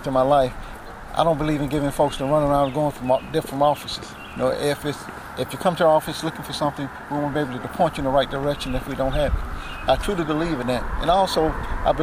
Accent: United States; I grew up in the Hattiesburg area.

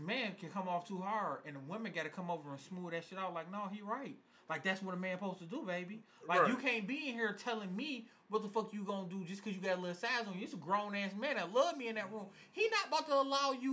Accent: Detroit, Michigan, United States; I'm from Detroit

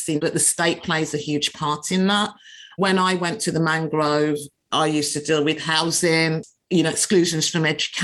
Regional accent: Birmingham, West Midlands, United Kingdom; we grew up in Birmingham

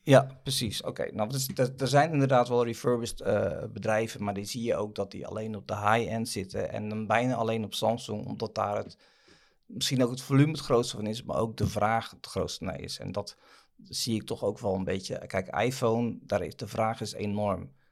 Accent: Netherlands; We zijn Hollanders

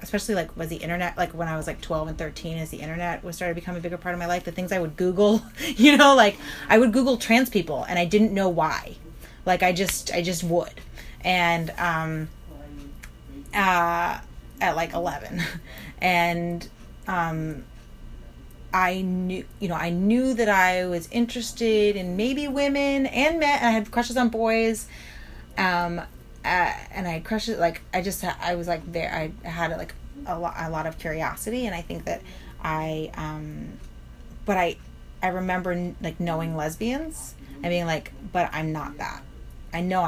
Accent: New York City, New York, United States; I'm super New York. Yes, I'm very New York.

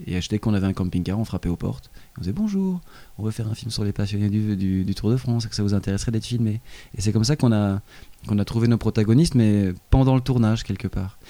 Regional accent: Belgium; en tant que Belge

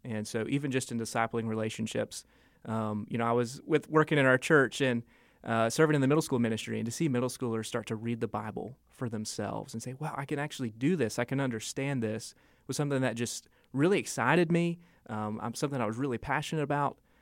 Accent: Asheville, North Carolina, United States; from Asheville, grew up in Asheville

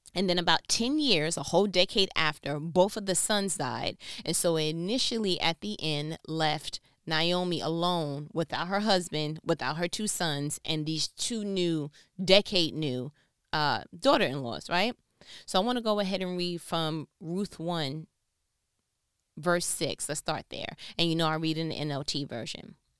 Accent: New York, United States; so I'm from New York

